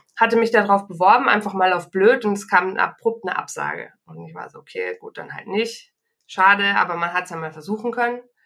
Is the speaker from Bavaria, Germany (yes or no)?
yes; Munich, Bavaria, Germany; hier in meiner Heimatstadt München